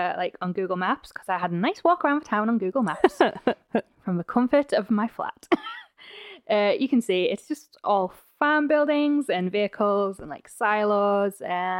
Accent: United Kingdom; now in Idaho, United States; I'm the Brit.

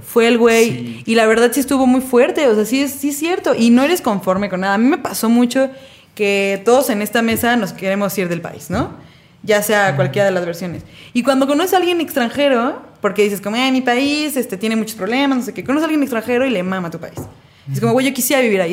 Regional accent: Mexico; yo soy mexicana, yo no conocía la nieve

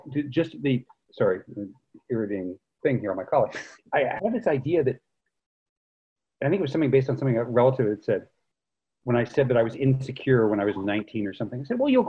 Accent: Carmel-by-the-Sea, California, United States; I grew up in one of the most beautiful places in the world, Carmel by the Sea, California.

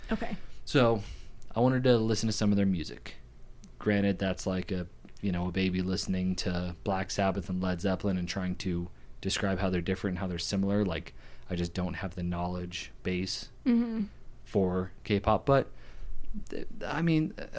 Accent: United States; I'm an American

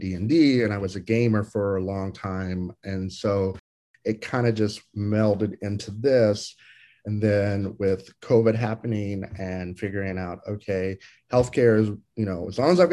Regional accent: Lexington, Kentucky, United States; moved away as an adult; also born or lived in Chicago / San Francisco; now in Houston, United States; I was raised in Lexington, which is the second biggest city.

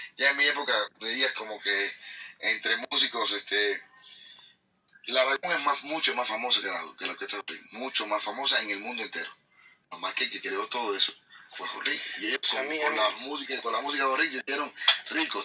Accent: Havana, Cuba; Yo soy vecino de por ahí, yo soy de Centro Habana, soy de ese barrio más o menos

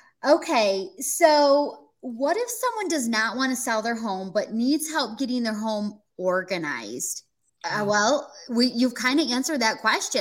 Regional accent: Michigan, United States; moved away as an adult; now in Florida, United States; a lot of you know I'm from Michigan and I just moved to Florida a couple years ago.

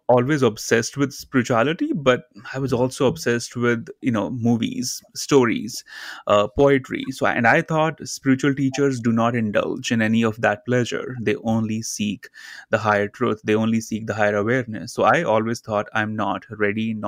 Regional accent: India; I grew up in India, in a very small town near the Himalayan mountains.

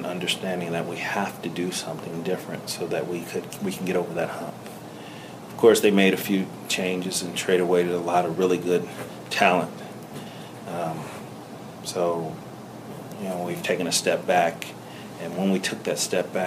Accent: Cincinnati, Ohio, United States; born or raised there

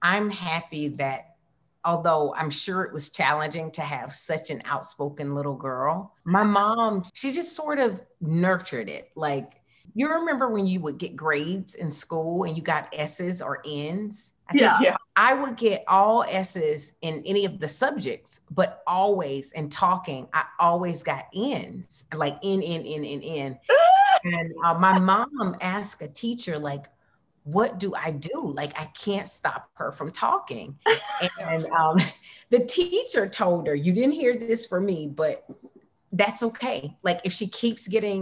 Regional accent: Marianna, Florida, United States; I was born in Marianna, Florida, which is a small town in the panhandle of Florida

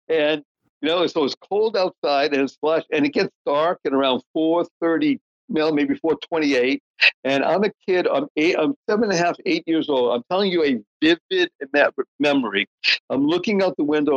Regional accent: Brookline, Massachusetts, United States; also born or lived in Dorchester, Boston; until I was nine years old, lived in Dorchester. Then we moved to Brookline, so that's where I spent most of my formative years

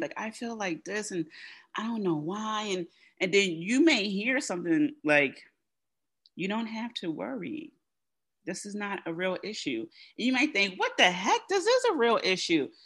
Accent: United States; first language English; as an American who speaks English as their as her first language

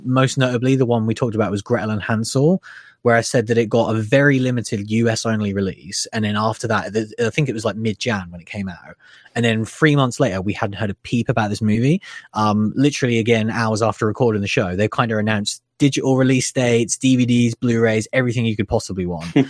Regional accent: United Kingdom; us being British people

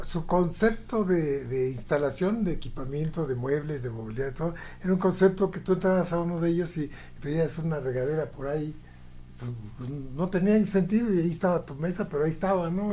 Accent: Mexico

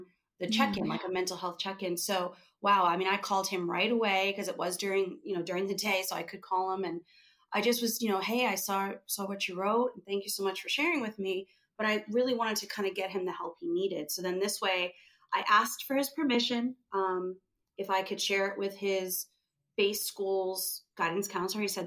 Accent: New York, United States; moved away; I'm from New York originally

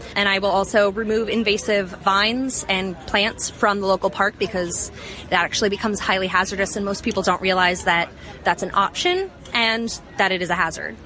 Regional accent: New York City, New York, United States; I am from Brooklyn, New York

